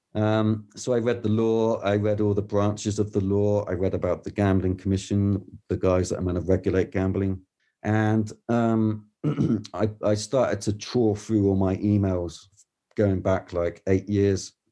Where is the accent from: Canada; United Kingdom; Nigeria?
United Kingdom; Weymouth, South West England; I'm come from Weymouth, which is a seaside town south of, um, England, in a small county called Dorset